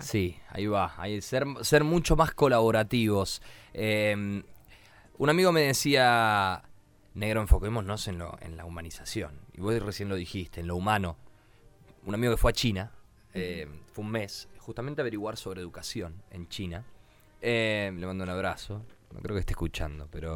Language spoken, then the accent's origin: Spanish; Argentina